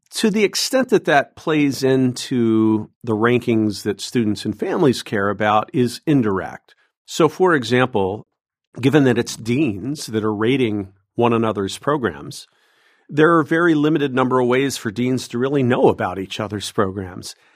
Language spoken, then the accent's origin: English; Southwest Ohio, United States; moved away as an adult; also born or lived in Massachusetts; now in Illinois, United States; I'm an Ohio boy. Uh, I grew up in Southwest Ohio